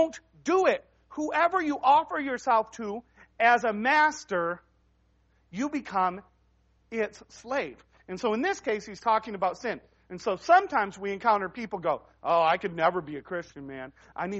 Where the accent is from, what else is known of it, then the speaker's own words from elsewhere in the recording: United States; we as Americans